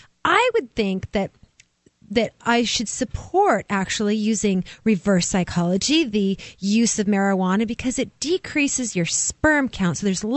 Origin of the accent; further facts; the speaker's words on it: Oregon, United States; I'm from Oregon.